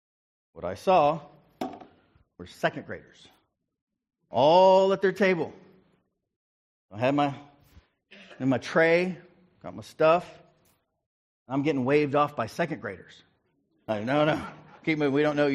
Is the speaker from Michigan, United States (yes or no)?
no; Ringling, Oklahoma, United States; also born or lived in Prattville / Bartlesville / Guthrie / Fairview; And so I was born in Ringling, Oklahoma, outside. It's a suburb of Ardmore. And then from there, we moved to Prattville, which was a suburb of Sand Springs, which is a suburb of Tulsa.